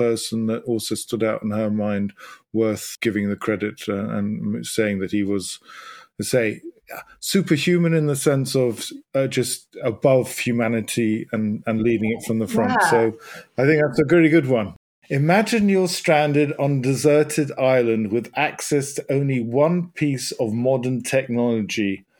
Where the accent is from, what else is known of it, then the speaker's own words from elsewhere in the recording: United Kingdom; as being British